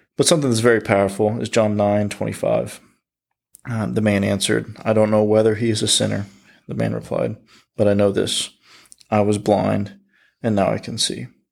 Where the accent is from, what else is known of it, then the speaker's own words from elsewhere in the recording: United States; As the American Christian, we try to fit everything that happens here in America into the Bible